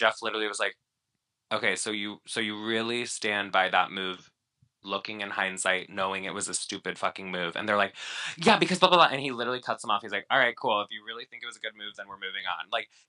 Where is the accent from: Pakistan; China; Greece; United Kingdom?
China; Not from Mallorca. I'm from China.